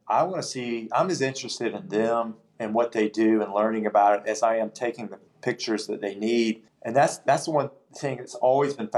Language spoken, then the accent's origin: English; Spartanburg, South Carolina, United States; I'm from Spartanburg, and so I've known a lot of folks in town. I've grown up with a lot of people